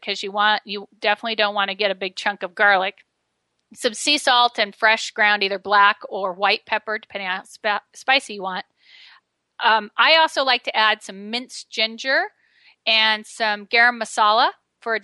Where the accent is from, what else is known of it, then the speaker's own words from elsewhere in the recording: Medford, Oregon, United States; my hometown of Medford, Oregon